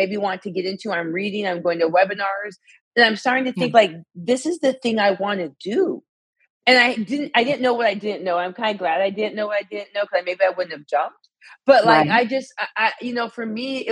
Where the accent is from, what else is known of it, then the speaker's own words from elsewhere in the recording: Arizona, United States; moved away as an adult; also born or lived in Alabama / Illinois; I'm from Arizona, so moved to Alabama for college